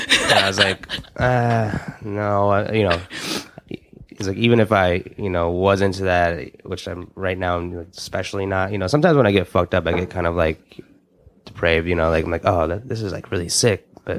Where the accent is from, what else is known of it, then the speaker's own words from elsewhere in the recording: Omaha, Nebraska, United States; Like, you know, I was came from Omaha, Nebraska, and I was like